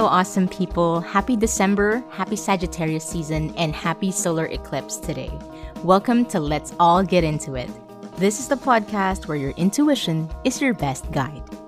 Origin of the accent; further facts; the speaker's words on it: Manila, Metro Manila, Philippines; I was born and raised in Manila.